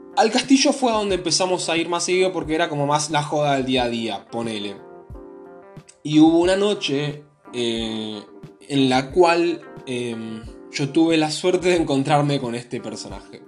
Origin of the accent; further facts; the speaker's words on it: Argentina; soy argentino